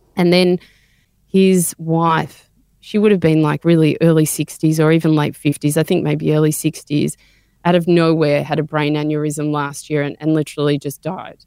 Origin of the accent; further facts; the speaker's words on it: Melbourne, Victoria, Australia; I grew up in Melbourne